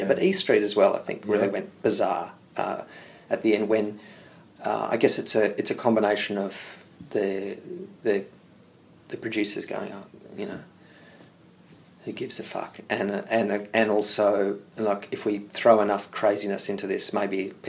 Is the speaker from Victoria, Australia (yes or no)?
yes; Hawthorn, Victoria, Australia; I grew up in Hawthorne